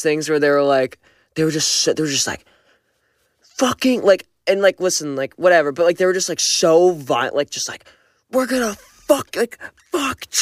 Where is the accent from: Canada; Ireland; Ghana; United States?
Canada; I'm Canadian